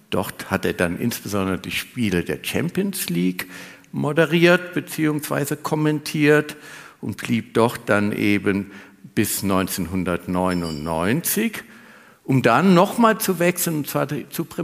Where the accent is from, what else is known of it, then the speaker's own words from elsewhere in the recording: Trier, Rhineland-Palatinate, Germany; In Kaiserslautern am Betzenberg war ich auch ab und zu, weil ich stamme aus Trier.